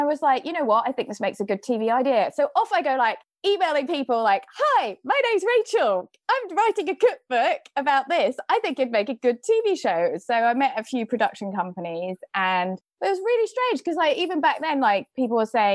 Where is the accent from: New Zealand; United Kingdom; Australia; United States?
United Kingdom; moved away as an adult; also born or lived in Paris